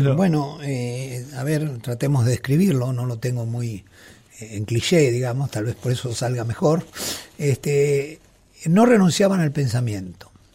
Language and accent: Spanish; Mendoza, Argentina; yo siendo mendocino del oasis